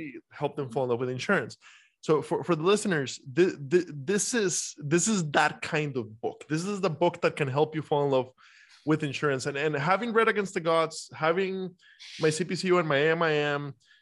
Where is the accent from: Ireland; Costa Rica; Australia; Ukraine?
Costa Rica; now in United States; I'm a foreigner. I grew up in Costa Rica. I've spent half my life in the U.S. now.